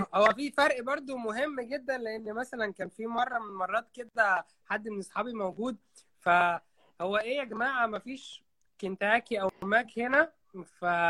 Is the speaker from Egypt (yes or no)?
yes; Qena, Upper Egypt, Egypt; now in Dahab, Egypt; انا جناوي انا صعيدي